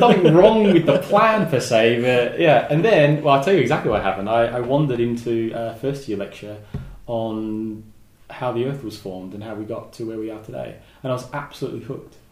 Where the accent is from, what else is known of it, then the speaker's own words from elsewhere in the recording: Southeast Australia, Australia; now in Tenerife, Spain; I grew up in Southeast Australia